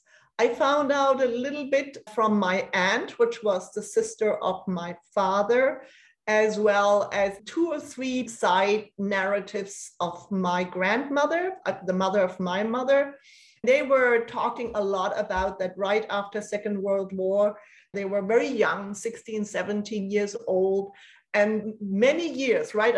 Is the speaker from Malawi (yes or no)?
no; Germany; accent: German; English is a second language; moved away as an adult; also born or lived in Copenhagen, Denmark; I left Germany after high school quite quickly and studied in Denmark, in Copenhagen